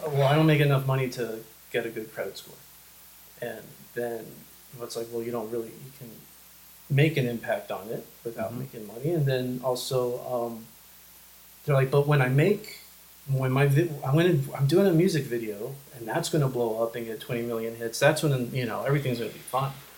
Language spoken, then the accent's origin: English; El Paso, Texas, United States; also born or lived in New York; Growing up here, I mean, you only met military people